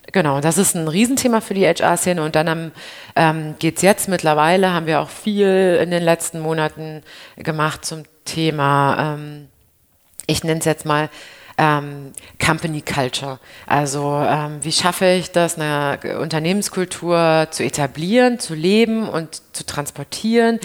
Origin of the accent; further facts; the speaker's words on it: Berlin, Germany; ich als Berlinerin